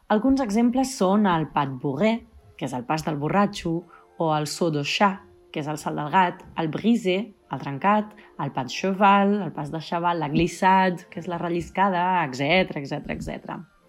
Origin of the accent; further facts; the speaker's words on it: Vilassar de Mar, Catalonia, Spain; moved away; also born or lived in Switzerland; Vaig acabar la meva formació de clàssic a la meva escola de dansa de tota la vida de Vilassar de Mar